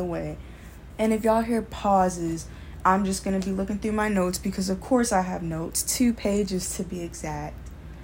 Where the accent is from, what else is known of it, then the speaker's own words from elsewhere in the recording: Baltimore, Maryland, United States; I'm from Baltimore, Maryland, and I'm 19, going on 20